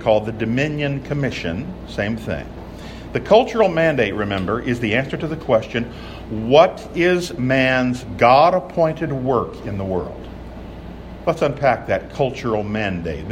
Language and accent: English; California, United States; my home state of California